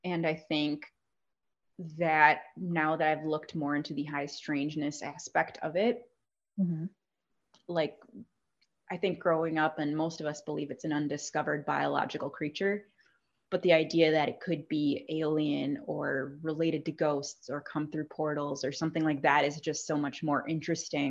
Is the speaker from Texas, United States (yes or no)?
no; Southeast Wisconsin, United States; also born or lived in Rockford, Illinois / Madison, Wisconsin; I'm originally from the Rockford area in Illinois, but I grew up in Southeast Wisconsin since I was 3 years old.